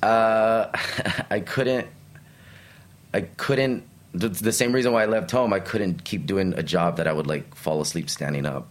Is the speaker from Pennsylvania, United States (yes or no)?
no; El Paso, Texas, United States; also born or lived in Brooklyn, New York; now in New York, United States; grew up in the most Mexican part of Texas